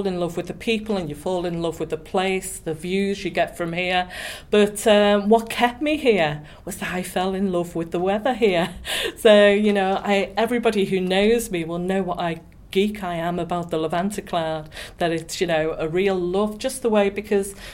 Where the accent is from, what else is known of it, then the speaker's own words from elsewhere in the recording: Liverpool, North West England, United Kingdom; moved away as an adult; also born or lived in Bracknell, Berkshire / Birmingham; now in Gibraltar; I left home. I was from Liverpool, and that was the first job I got